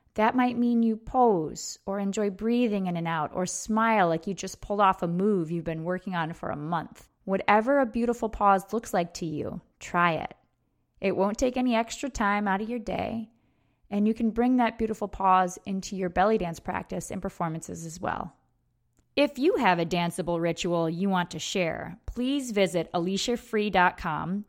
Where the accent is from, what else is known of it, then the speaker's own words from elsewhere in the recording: upstate New York, United States; my hometown in her wedding dress alone on the dance floor in a bar in upstate New York.